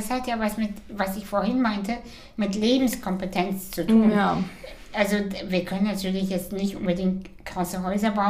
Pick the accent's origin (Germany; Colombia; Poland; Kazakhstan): Kazakhstan; Ich komme aus Kasachstan. Ich habe meine erste Orange erst mit äh, sechs